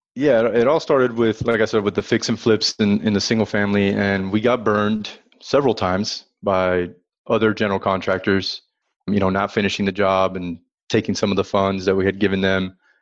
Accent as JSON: {"language": "English", "town": "Miami", "region": "Florida", "country": "United States", "moved": "as an adult", "lives_now": "Dallas, United States", "said": "I'm originally from Miami"}